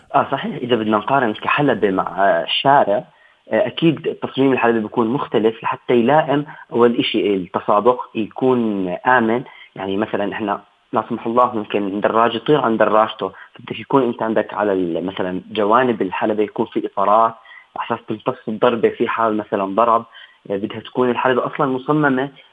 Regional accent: Jordan; عندنا بالأردن

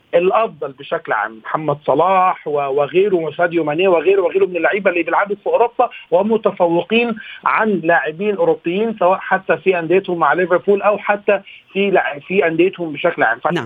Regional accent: Egypt; اني مصري

